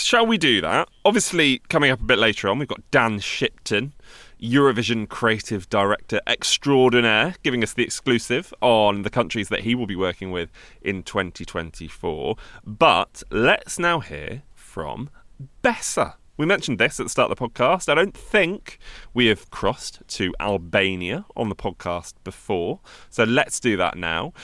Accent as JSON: {"language": "English", "region": "England", "country": "United Kingdom", "said": "this is me asking as, as an English person"}